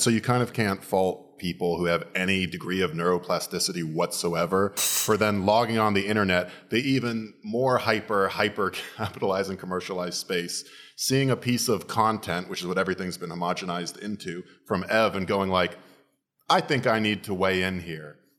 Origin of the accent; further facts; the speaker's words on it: Florida, United States; I'm from Florida